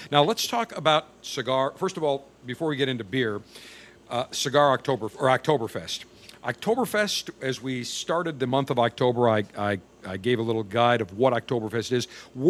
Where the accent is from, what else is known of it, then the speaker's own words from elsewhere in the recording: Buffalo, New York, United States; growing up in Buffalo